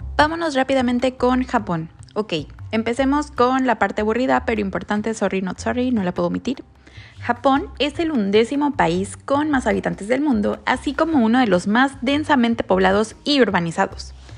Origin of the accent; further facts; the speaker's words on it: Mexico; igualitos a nosotros los mexicanos